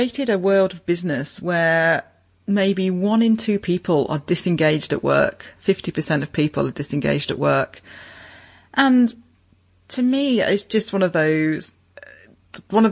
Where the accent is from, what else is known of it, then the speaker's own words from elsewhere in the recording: United Kingdom; moved away as an adult; now in Brisbane, Australia; I'm originally a Pommy, originally from the UK.